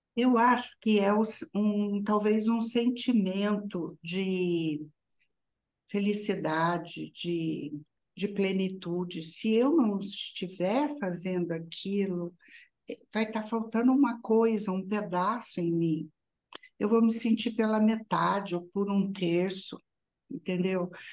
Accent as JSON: {"language": "Portuguese", "town": "São João da Boa Vista", "region": "São Paulo", "country": "Brazil", "tie": "born or raised there", "moved": "yes", "said": "da cidade onde eu nasci e que voltei, que é São João da Boa Vista"}